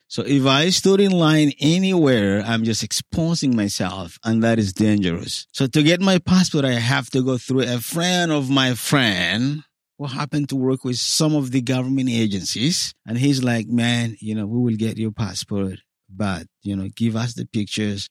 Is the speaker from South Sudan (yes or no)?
yes; South Sudan; moved away as an adult; also born or lived in Cairo, Egypt; now in United States; I came from Sudan, from the part that happened to be South Sudan now.